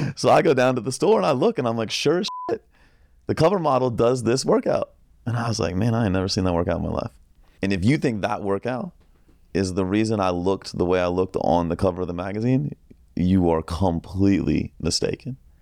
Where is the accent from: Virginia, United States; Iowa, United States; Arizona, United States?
Virginia, United States; Northern; I grew up in Northern Virginia